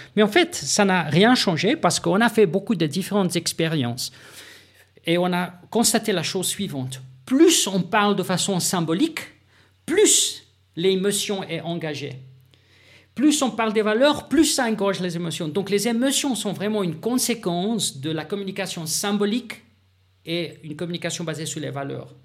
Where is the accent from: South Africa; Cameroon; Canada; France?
South Africa; moved away; Je viens de l'Afrique du Sud